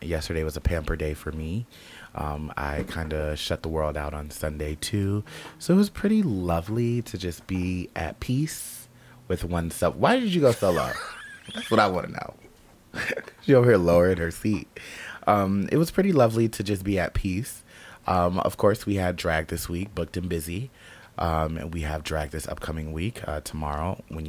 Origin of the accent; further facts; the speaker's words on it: Las Vegas, Nevada, United States; Vegas. Babies, my hometown.